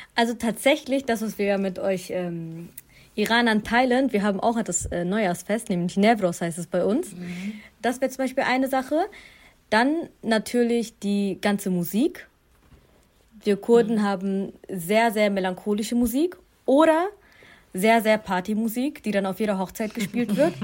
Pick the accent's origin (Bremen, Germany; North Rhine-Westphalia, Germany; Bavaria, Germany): North Rhine-Westphalia, Germany; Duisburg; ich bin aufgewachsen in Duisburg-Marxloh